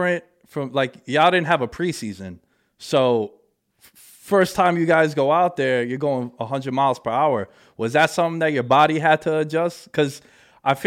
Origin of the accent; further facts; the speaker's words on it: New York City, New York, United States; I'm born and raised in New York. I'm from Queens